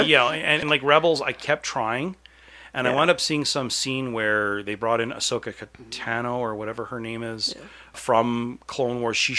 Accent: Canada; I'm Canadian

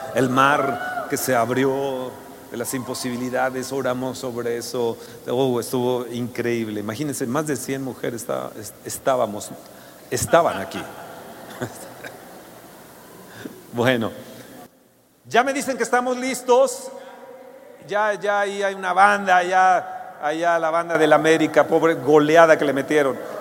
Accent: Mexico; nosotros como mexicanos

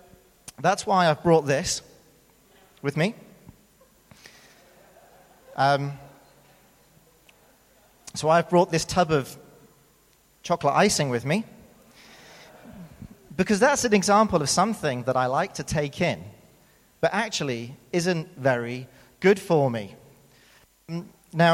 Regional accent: United Kingdom; accent: British; moved away as an adult; now in South Africa; as you can tell from my accent, I am indeed British. Now, I've been here for 11 years, and so before I moved here, when I was living in the UK

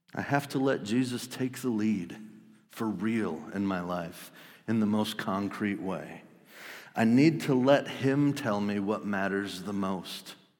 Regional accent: Wisconsin, United States; I grew up in Wisconsin

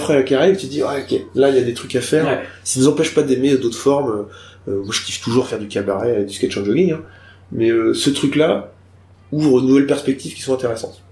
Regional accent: Nantes, Pays de la Loire, France; moved away; Moi, je suis arrivé en 2015 à Nantes. Enfin, retourné, parce que je viens de Nantes

